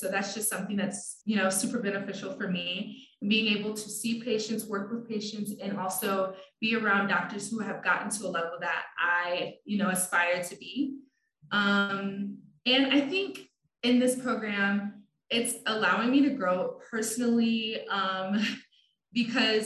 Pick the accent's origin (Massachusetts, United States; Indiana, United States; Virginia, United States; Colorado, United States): Indiana, United States; South Bend; I literally was born in South Bend, I grew up in South Bend, and then I decided to stay in South Bend to go for my education.